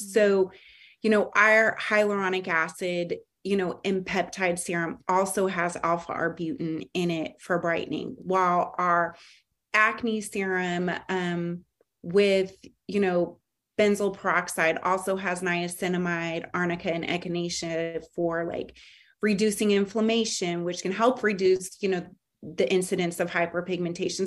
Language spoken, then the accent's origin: English; California, United States; now in Charlotte, United States; growing up in California